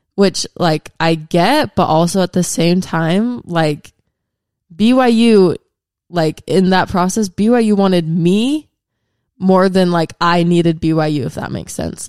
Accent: Washington, United States; I'm from Washington State, so I didn't really grow up around a lot of L D S people

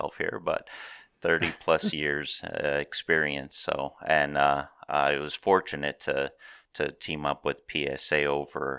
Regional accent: Mount Carmel, Pennsylvania, United States; I grew up in Mount Carmel, Pennsylvania

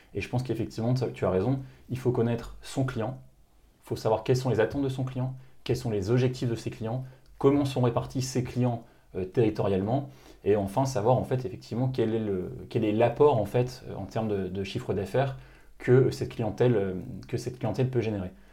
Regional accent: Lille, Hauts-de-France, France; also born or lived in Paris; je suis originaire de Lille à la base

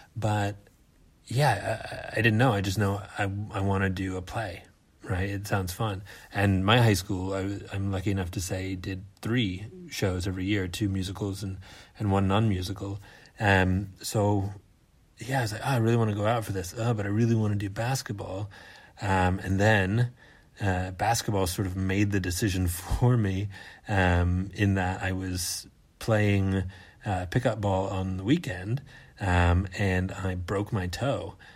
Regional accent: United States; moved away as an adult; now in Australia; I am an American theater artist, now living in Australia

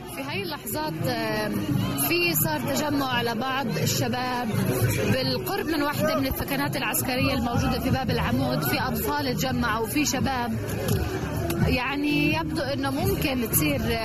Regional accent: Ramallah, Palestine; رام الله

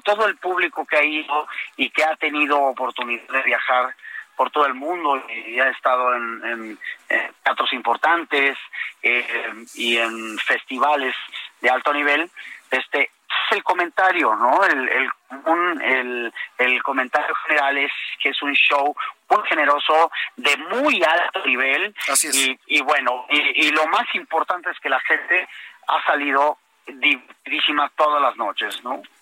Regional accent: Villahermosa, Tabasco, Mexico; also born or lived in Tapachula, Chiapas; mis hermanos y yo nacimos en Tapachula, Chiapas, y desde muy chicos crecimos, desde muy chicos crecimos en, Villahermosa, Tabasco.

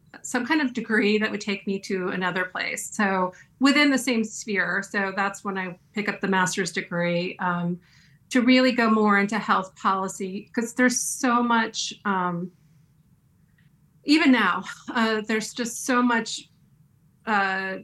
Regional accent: East Coast, United States; born or raised there

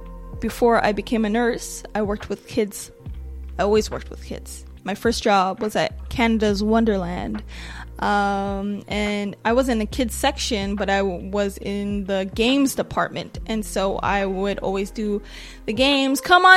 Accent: Nigeria; but I am a Nigerian woman.

